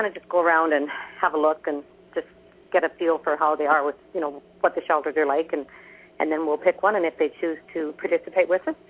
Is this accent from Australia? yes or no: no; Canada; being Canadian